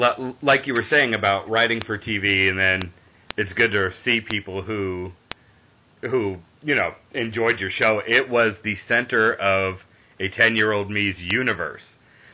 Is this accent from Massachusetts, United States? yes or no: yes; Boston, Massachusetts, United States; I grew up in Boston, so we got it on Fox 64 at 11 a.m. on Saturdays, and it was the be-all, end-all of my week.